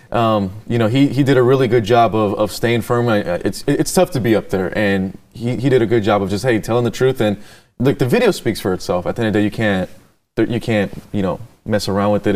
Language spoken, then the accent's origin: English; California, United States; I'm from California